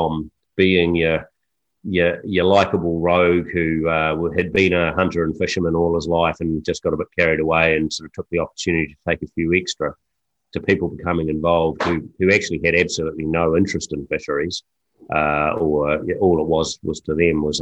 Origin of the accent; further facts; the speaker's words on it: New Plymouth, Taranaki, New Zealand; go back to New Plymouth," which happened to be my hometown.